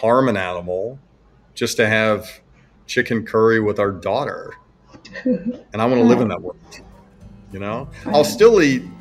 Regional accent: Alabama, United States; I was born in Alabama, so I grew up eating a lot of slaughtered animals

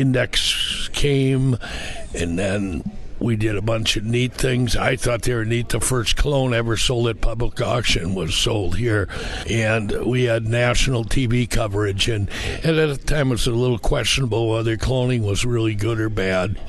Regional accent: southern Wisconsin, United States; I grew up about an hour east of here in southern Wisconsin

